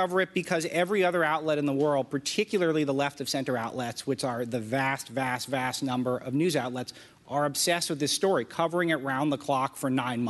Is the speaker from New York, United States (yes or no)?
no; Los Angeles, California, United States; moved away as an adult; also born or lived in Berkeley; now in Washington, D.C., United States; I'm from Los Angeles. I went to Berkeley. I've witnessed... Wow. I live in Washington, D.C.